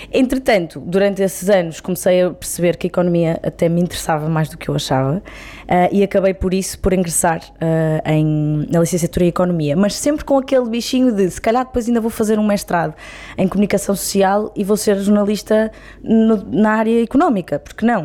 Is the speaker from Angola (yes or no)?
no; Braga, Norte, Portugal; Sou minhota, de gema, Boa. bracarense.